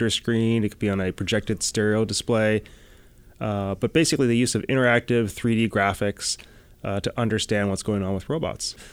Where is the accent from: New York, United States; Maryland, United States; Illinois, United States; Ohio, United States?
Illinois, United States; Chicago; also born or lived in Boston; Yeah, so I grew up. You know, I grew up in Chicago. I went to school in Boston.